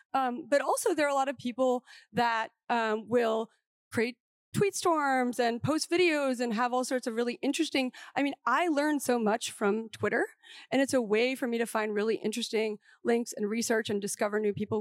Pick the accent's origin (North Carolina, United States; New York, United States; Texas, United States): New York, United States; as a New Yorker